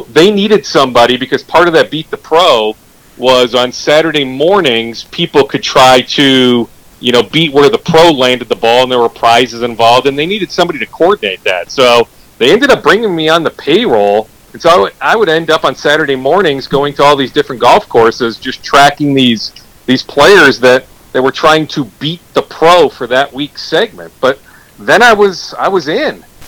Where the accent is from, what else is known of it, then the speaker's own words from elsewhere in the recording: West St. Paul, Minnesota, United States; I grew up in West St. Paul